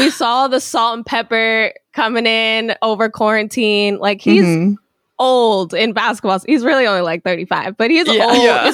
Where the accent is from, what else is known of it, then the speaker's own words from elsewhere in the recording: Sacramento, California, United States; growing up a Lakers fan in Sacramento